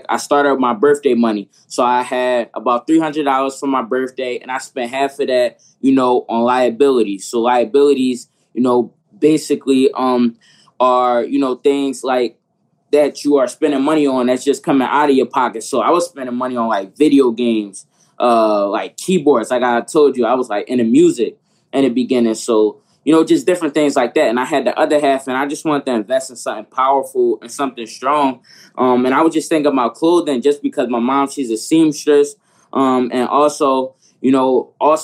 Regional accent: Philadelphia, Pennsylvania, United States; I'm from Philadelphia

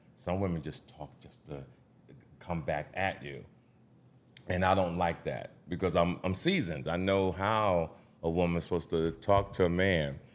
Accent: Jersey City, New Jersey, United States; the Jersey City, my hometown

